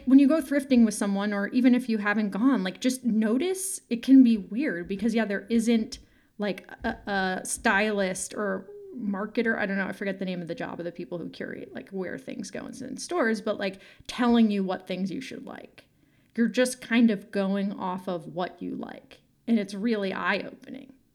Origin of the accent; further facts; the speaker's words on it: San Francisco, California, United States; I'm from San Francisco and sort of grew up there in the nineties and the early aughts